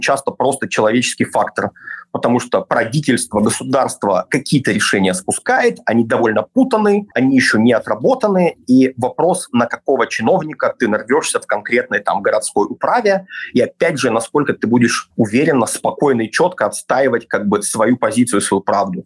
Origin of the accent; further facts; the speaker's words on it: Belarus; moved away; also born or lived in Kyiv, Ukraine; я белорус